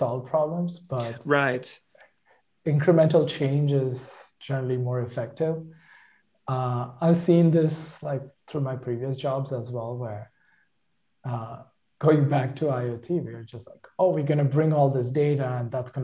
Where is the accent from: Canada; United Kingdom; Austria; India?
India; moved away as an adult; now in United States; my hometown back in India